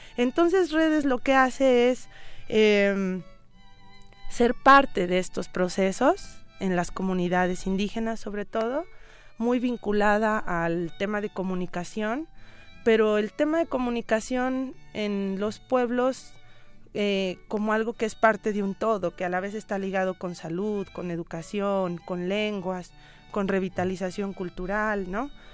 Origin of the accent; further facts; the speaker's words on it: Mexico; todas y todos como mexicanos